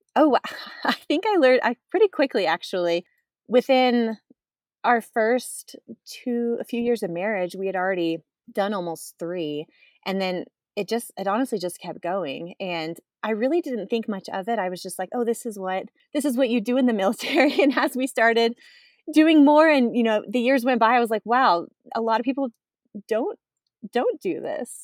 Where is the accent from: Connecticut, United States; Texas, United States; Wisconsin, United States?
Texas, United States; moved away as an adult; Born and raised in Texas